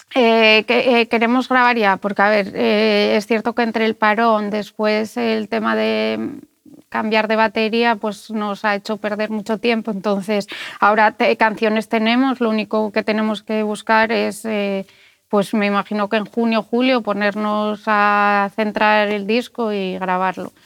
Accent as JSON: {"language": "Spanish", "town": "Gijón", "region": "Asturias", "country": "Spain", "said": "Yo que soy de Gijón"}